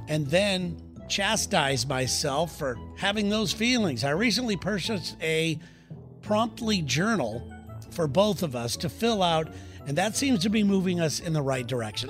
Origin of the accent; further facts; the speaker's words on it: California, United States; we're from California